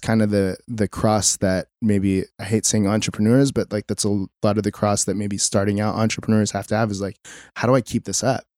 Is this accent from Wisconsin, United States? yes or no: no; Mission Viejo, California, United States; now in Costa Mesa, United States; So I grew up in Mission Viejo, which isn't too far away